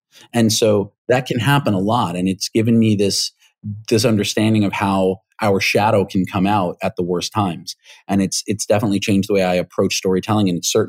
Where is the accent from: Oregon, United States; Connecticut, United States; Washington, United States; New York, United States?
New York, United States; I grew up here in the States, and I grew up in New York, and so my mannerisms, my vocal mannerisms and my idiomatic phraseology is pretty consistent with having grown up there.